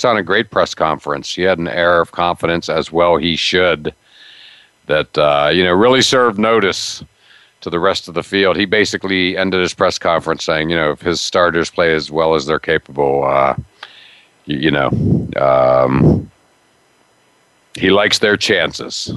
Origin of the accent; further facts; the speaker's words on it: Pennsylvania, United States; now in Connecticut, United States; I grew up in Pennsylvania